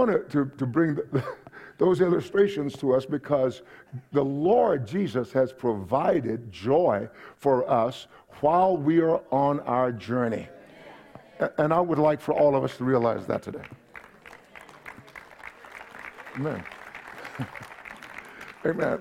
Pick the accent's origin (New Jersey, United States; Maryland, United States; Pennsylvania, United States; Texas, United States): Texas, United States; Palestine; also born or lived in Kingsville, Texas; When I was a young man, I grew up in East Texas, Palestine